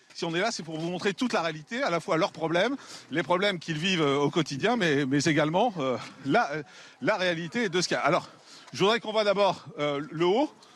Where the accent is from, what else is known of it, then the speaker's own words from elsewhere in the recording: Marseille, Provence-Alpes-Côte d'Azur, France; j'ai grandi à Marseille